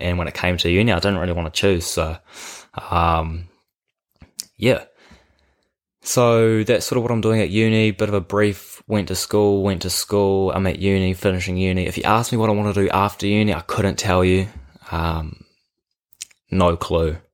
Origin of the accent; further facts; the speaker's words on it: Karaka, Auckland, New Zealand; I grew up in Karaka, a small little town just south of Auckland.